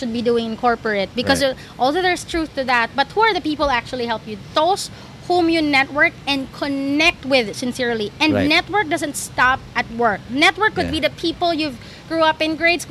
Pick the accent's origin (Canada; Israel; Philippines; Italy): Philippines; moved away as an adult; now in Singapore; I'm Filipino